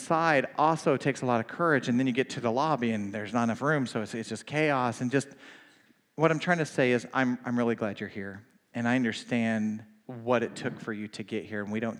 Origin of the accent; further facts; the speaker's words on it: Oklahoma, United States; I'm from Oklahoma